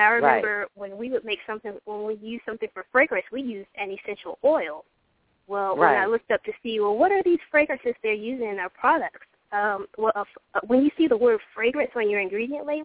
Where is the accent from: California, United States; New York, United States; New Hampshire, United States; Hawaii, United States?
Hawaii, United States; moved away; also born or lived in Georgia; when I was growing up in Hawaii